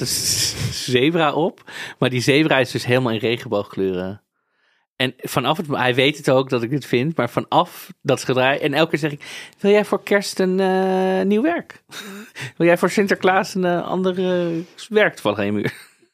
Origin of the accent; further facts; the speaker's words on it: Netherlands; Ik ben toch een Nederlander